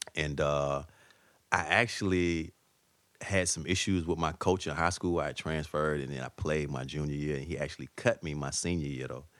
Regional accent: Atlanta, Georgia, United States; moved away as an adult; now in New York City, United States; I'm an Atlanta dude, man. So, like, you know, and, and I guess just my, the core of my values and, you know, like, I guess my accent

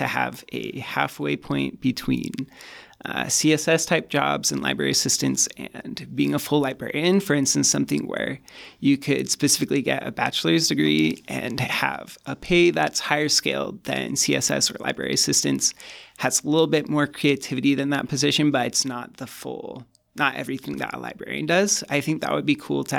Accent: Cache Valley, Utah, United States; moved away; I come from Cache Valley originally

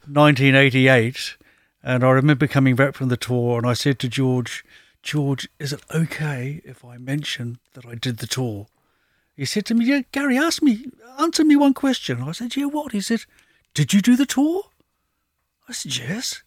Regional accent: New Zealand; moved away; I was brought up in New Zealand

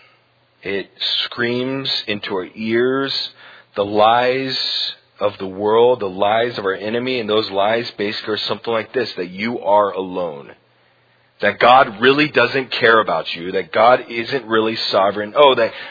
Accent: Huntsville, Alabama, United States; moved away; growing up in Huntsville in Alabama, it seemed like every other week there was a tornado siren

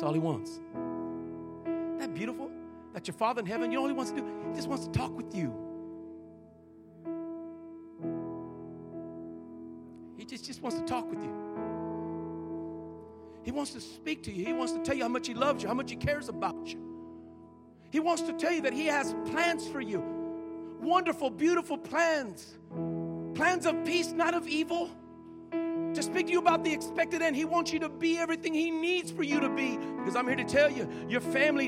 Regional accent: Colorado, United States; I'm born and raised in Colorado

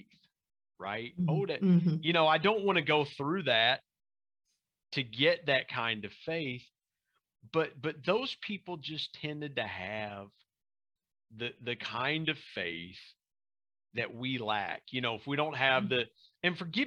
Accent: Southern Ohio, United States; now in West Virginia, United States; growing up in Southern Ohio and being across the border from West Virginia

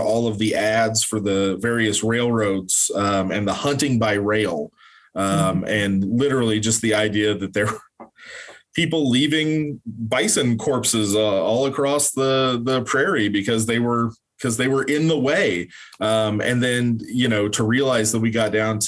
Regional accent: Oklahoma, United States; growing up in Oklahoma

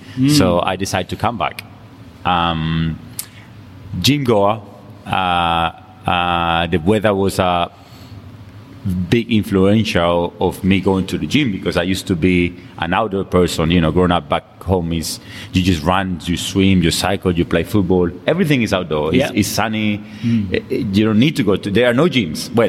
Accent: Colombia; English is a second language; moved away as an adult; now in London, United Kingdom; I come from Colombia. I came to London in 2000. I came here to study.

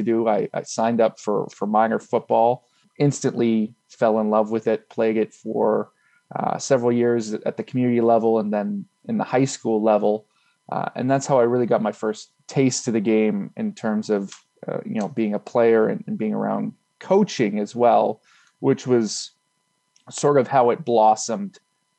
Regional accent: Richmond, British Columbia, Canada; also born or lived in Edmonton, Alberta / Sherwood Park, Alberta / Montreal, Quebec; we moved out when I was in elementary school. So I've been out here for most of my life

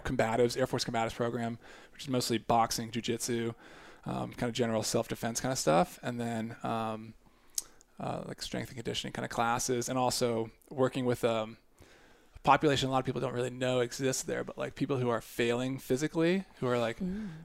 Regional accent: United States; moved away as an adult; also born or lived in Japan; growing up outside Washington D.C. suburbs, like a lot of military government kind of presence

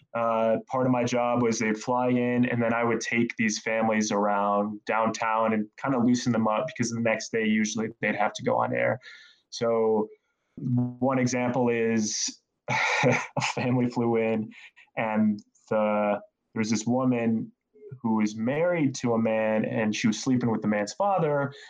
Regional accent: Northeast Indiana, United States; moved away; I was born in Indiana and I moved around a little bit growing up. Uh, but for the most part, I was raised in Northeast Indiana in a more rural area.

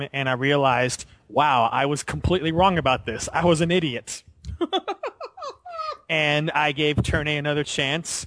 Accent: United States; I'm American

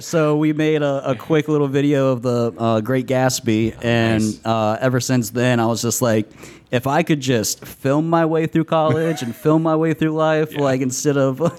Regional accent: Virginia, United States; moved away as an adult; now in Tampa, United States; Well, my home was Virginia, but I have family that were down in Bradenton, so now I'm here. And I've probably been here, 7 years, something like that.

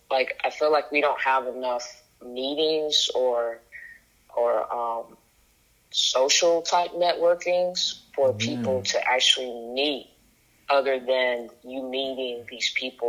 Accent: Lexington, Kentucky, United States; now in Atlanta, United States; No, I moved here from Kentucky, Lexington, Kentucky.

